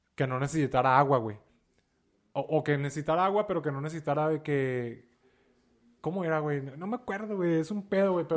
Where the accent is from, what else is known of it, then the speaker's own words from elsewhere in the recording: Ciudad Juárez, Chihuahua, Mexico; soy de Ciudad Juárez